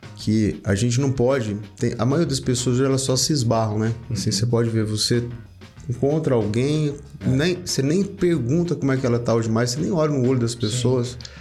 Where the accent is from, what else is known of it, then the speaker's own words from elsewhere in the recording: Porangatu, Goiás, Brazil; also born or lived in Goiânia; eu sou de uma, do norte de Goiás, né, lá de Porangatu